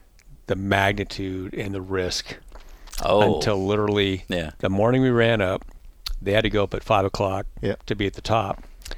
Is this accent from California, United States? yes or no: no; Nebraska, United States; We go way back. We're from Nebraska, but he was a modified driver and a pretty well-known fabricator.